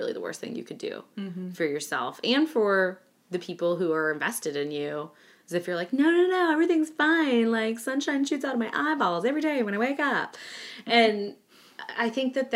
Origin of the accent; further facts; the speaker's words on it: Midwest, United States; I grew up in the Midwest, too